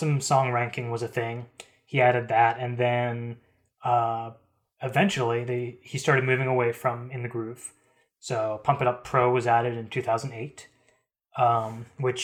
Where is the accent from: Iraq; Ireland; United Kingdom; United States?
United States; East Coast; I'm from the East Coast.